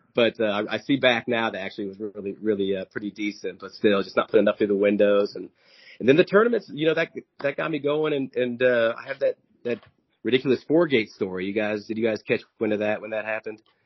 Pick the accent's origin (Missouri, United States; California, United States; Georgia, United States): Missouri, United States; Kansas City; I, am from Kansas City